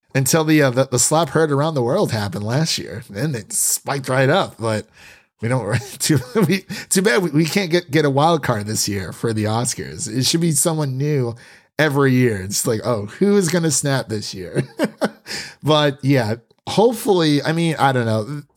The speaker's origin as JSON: {"language": "English", "region": "Northeast Ohio", "country": "United States", "moved": "yes", "lives_now": "Nashville, United States", "said": "I'm from Northeast Ohio."}